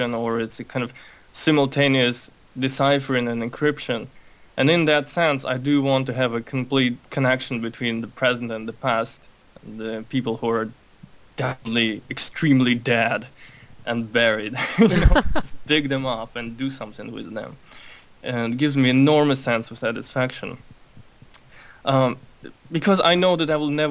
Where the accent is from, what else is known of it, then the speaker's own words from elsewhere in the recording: Moscow, Russia; also born or lived in Baku, Azerbaijan; now in United States; I was born in Baku. I'm Armenian, so my family had to leave early on because of all the racial stuff. My conscious memory pretty much starts in Russia, in Moscow, where I grew up.